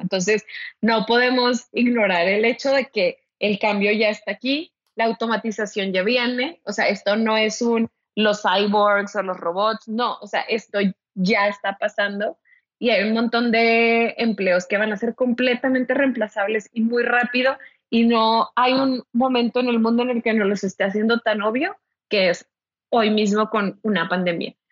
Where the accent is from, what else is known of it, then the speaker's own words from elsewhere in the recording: Ciudad Victoria, Tamaulipas, Mexico; also born or lived in Monterrey; now in Mexico City, Mexico; yo soy originaria de Ciudad Victoria, Tamaulipas, así que sí soy norteña